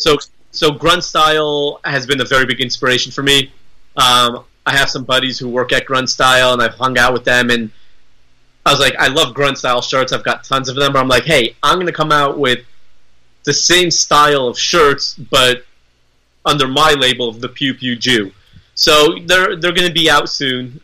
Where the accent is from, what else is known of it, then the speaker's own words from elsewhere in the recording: United States; I am an American